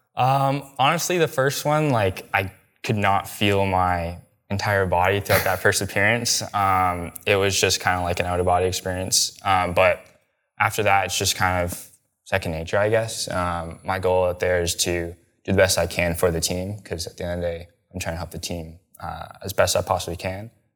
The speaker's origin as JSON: {"language": "English", "country": "Canada", "said": "I'm Canadian"}